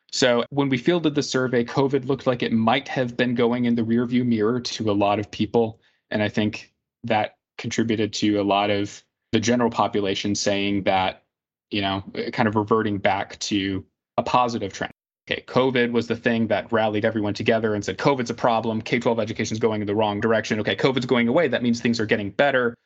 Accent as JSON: {"language": "English", "town": "Indianapolis", "region": "Indiana", "country": "United States", "tie": "born or raised there", "said": "my hometown of Indianapolis"}